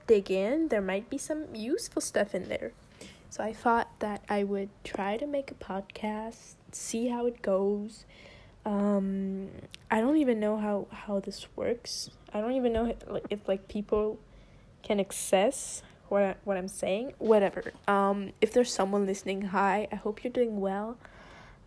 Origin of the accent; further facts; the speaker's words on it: France; first language French; English is a second language; I'm French, okay? English isn't my first language. French is my first language.